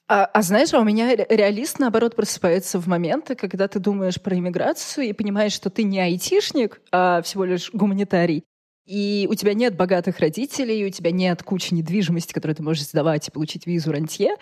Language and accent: Russian; Russia; я из России